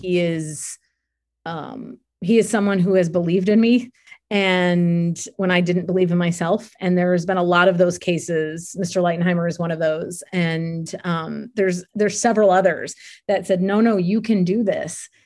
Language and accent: English; near Cleveland, Ohio, United States; I grew up near Cleveland